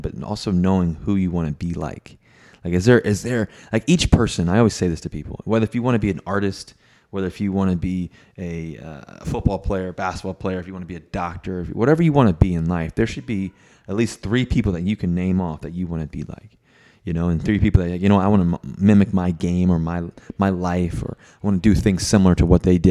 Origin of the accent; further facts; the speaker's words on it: Virginia, United States; growing up in Virginia.